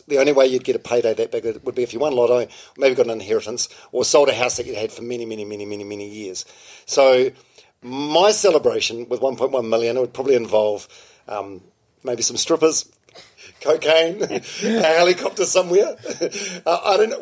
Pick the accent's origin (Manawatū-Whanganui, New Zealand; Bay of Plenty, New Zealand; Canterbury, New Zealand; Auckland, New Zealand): Manawatū-Whanganui, New Zealand; Palmerston North; I'm from Palmerston North